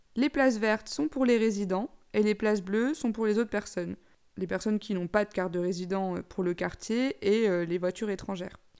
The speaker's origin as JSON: {"language": "French", "town": "Besançon", "region": "Bourgogne-Franche-Comté", "country": "France", "also_born_or_lived": "Dijon", "moved": "as an adult", "lives_now": "Amsterdam, Netherlands", "said": "je suis de Besançon, mais j'ai fait mes études à Dijon"}